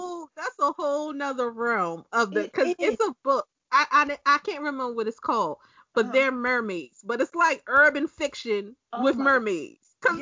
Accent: Baltimore, Maryland, United States; I'm from Baltimore.

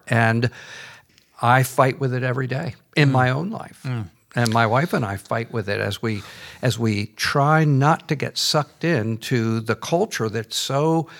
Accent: United States; because I'm an American.

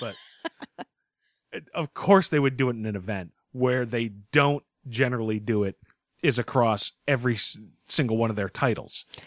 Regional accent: Northeast, United States; we're from the Northeast.

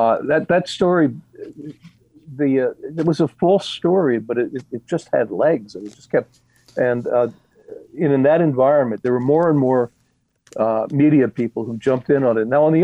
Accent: Philadelphia, Pennsylvania, United States; I grew up in Philadelphia

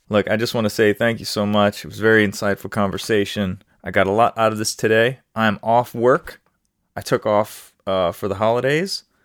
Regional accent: New Orleans, Louisiana, United States; I'm in the United States, but I'm also from New Orleans, Louisiana, where there is a different way of talking

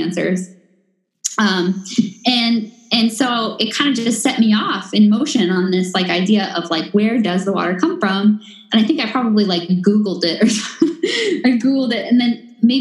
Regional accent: East Coast, United States; moved away as an adult; also born or lived in Boston; now in Los Angeles, United States; So I'm from the East Coast, right? And my water came from my backyard, basically a well in my backyard. I grew up on well water.

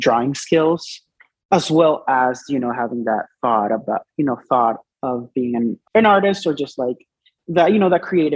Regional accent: Dominican Republic; moved away; So I was born and raised in the Dominican Republic.

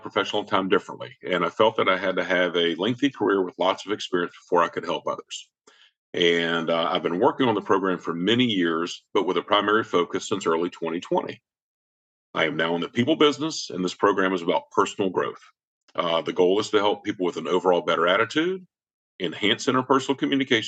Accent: Savannah, Georgia, United States; moved away as an adult; now in Atlanta, United States; I grew up in Savannah, the youngest of four from a middle-class family

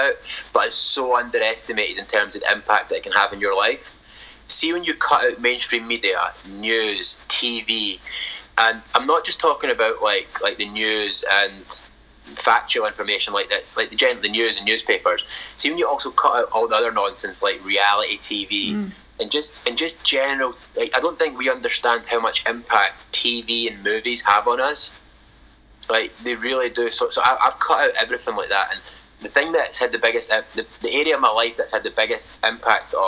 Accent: Scotland, United Kingdom; That is totally not uncommon in Scotland, especially the working class communities where I grew up

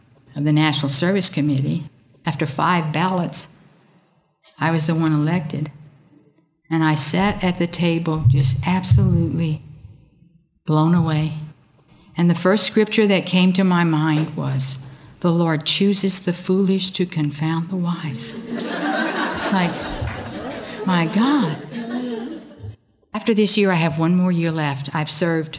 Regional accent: Deep South, United States; I'm from the Deep South.

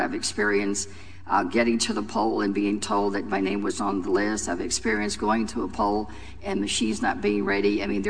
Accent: Texas, United States; particularly in my home state, regretfully, of Texas.

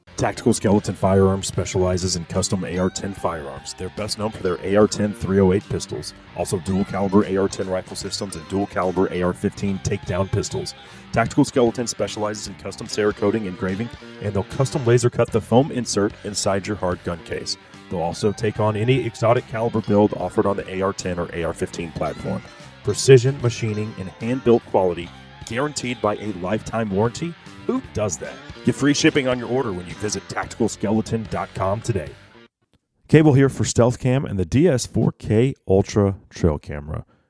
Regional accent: Texas, United States; as a Texan

